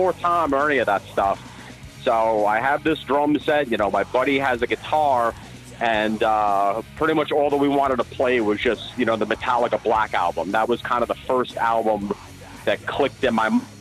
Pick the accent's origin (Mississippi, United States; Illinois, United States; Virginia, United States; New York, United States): New York, United States; Massapequa Park; I grew up on the tough streets of Massapequa Park